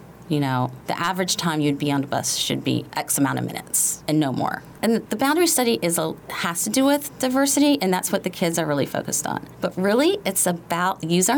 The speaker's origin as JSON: {"language": "English", "area": "Prince George's County", "region": "Maryland", "country": "United States", "tie": "born or raised there", "said": "So I grew up in Prince George's County in the 80s"}